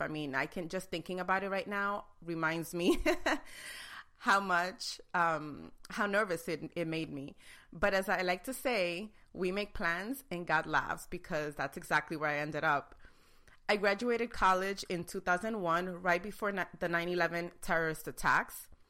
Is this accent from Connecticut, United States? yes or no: no; New York City, New York, United States; I was born and raised in New York City, Queens, to be exact.